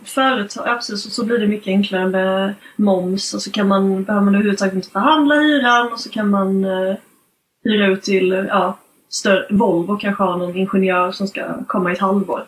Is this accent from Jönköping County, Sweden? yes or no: no; Gothenburg, Västra Götaland, Sweden; vi göteborgare